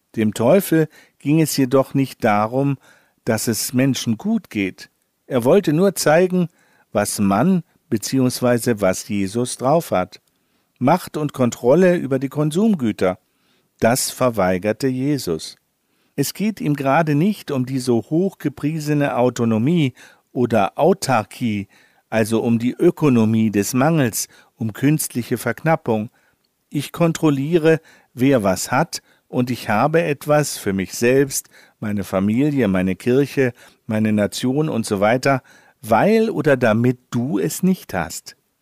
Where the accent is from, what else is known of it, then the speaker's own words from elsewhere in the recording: Northern Germany, Germany; als Norddeutscher muss ich darauf pochen